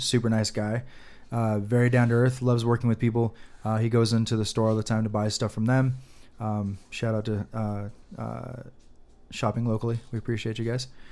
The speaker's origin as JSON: {"language": "English", "region": "Nevada", "country": "United States", "said": "we say things weird in Nevada sometimes"}